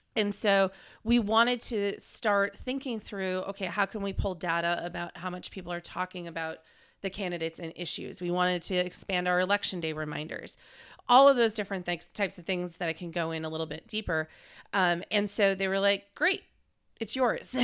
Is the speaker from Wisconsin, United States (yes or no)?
yes; Green Bay, Wisconsin, United States; moved away as an adult; also born or lived in Madison, Wisconsin / Washington, D.C.; I'm from Green Bay, Wisconsin originally, went to U W Madison for undergrad